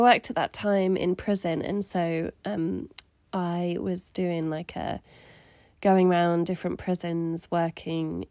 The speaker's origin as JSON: {"language": "English", "area": "Surrey", "region": "South East England", "country": "United Kingdom", "tie": "born or raised there", "also_born_or_lived": "Manchester", "moved": "as an adult", "said": "I grew up in Surrey"}